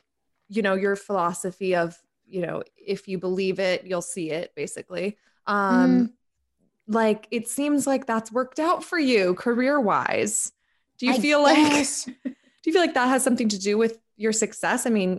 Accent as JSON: {"language": "English", "town": "West Chester", "region": "Pennsylvania", "country": "United States", "said": "I'm from outside of Philadelphia."}